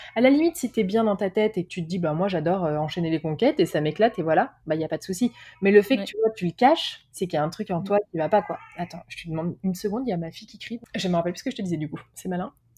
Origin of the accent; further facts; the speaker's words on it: France; moved away as an adult; also born or lived in Paris / United States / Mexico / England; j'ai quitté la France